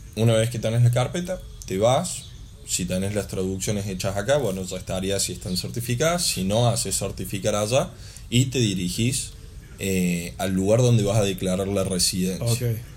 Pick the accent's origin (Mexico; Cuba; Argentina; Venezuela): Argentina; also born or lived in Córdoba; Nosotros como argentinos